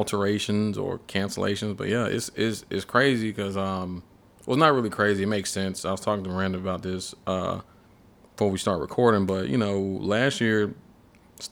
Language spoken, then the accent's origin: English; Atlanta, Georgia, United States; I'm from Atlanta